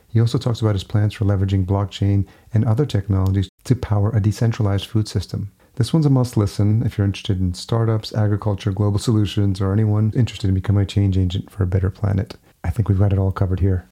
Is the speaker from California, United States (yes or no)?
no; Yonkers, New York, United States; Yonkers, which is the city where I grew up.